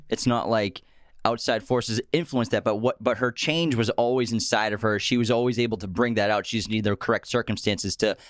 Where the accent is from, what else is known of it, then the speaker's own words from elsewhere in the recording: Boston, Massachusetts, United States; Yeah, and also, we're just from Boston. We pronounce everything wrong by accident anyways.